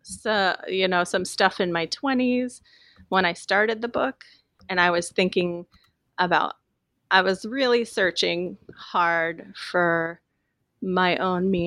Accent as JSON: {"language": "English", "area": "Willamette Valley", "region": "Oregon", "country": "United States", "tie": "born or raised there", "said": "as a teenager growing up in the Willamette Valley"}